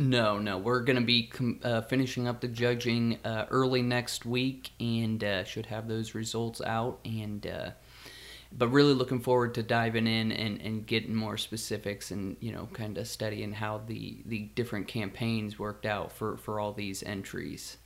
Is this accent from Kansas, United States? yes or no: yes; Kansas, United States; Growing up in Kansas